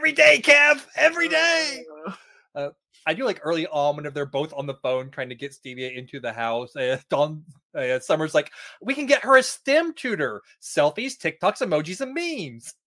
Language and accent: English; Oklahoma, United States; moved away; growing up in Oklahoma